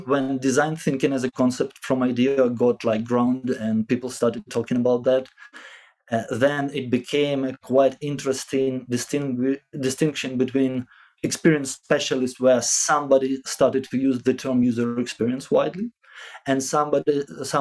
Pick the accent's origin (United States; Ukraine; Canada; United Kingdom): Ukraine; Zaporizhzhia, Zaporizhzhia Oblast; I was born in Zaporizhia